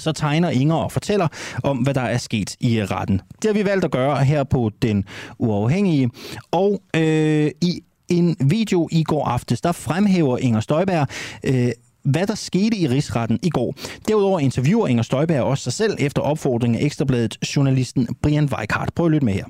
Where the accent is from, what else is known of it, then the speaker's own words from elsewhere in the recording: Randers, Central Denmark Region, Denmark; vi skal tur til min hjemby, vi skal en tur til min fødeby, vi skal til Randers